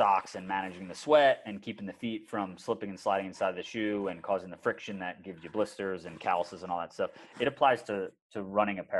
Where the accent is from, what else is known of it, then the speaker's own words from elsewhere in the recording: outside of Philadelphia, Pennsylvania, United States; I grew up outside of Philadelphia